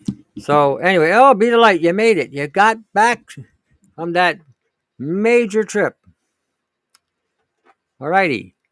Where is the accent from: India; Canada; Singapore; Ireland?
Canada; Pickering, Ontario; now in British Columbia, Canada; I grew up in Pickering, but I live in BC for the past 20.